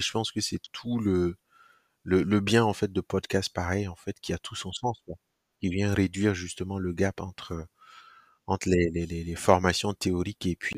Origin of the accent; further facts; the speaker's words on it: Burkina Faso; also born or lived in Koudougou; je, grandis au Burkina. Alors, je, je nais particulièrement dans une ville qui s'appelle Koudougou